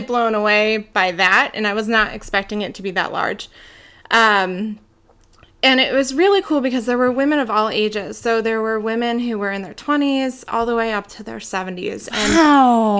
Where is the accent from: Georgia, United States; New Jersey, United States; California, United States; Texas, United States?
New Jersey, United States; moved away as an adult; now in Idaho, United States; I am from South Jersey, where I grew up. Um, I recently moved to Idaho three years ago